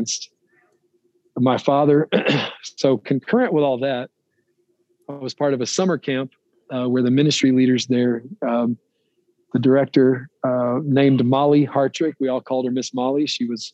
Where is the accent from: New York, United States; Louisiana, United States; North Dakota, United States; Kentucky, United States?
Louisiana, United States; Rayville; now in Loveland, United States; I live in Loveland, Colorado now, but I'm originally from Northeast Louisiana, a little town called Rayville